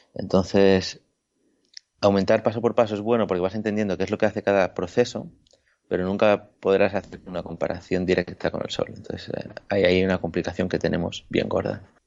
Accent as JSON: {"language": "Spanish", "town": "Ibiza", "region": "Balearic Islands", "country": "Spain", "also_born_or_lived": "La Laguna, Tenerife", "moved": "yes", "said": "soy de Ibiza"}